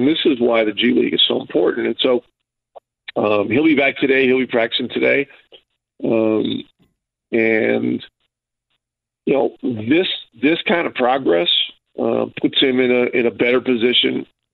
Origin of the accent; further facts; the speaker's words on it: Ogdensburg, New York, United States; now in Indianapolis, United States; my hometown in Ogdensburg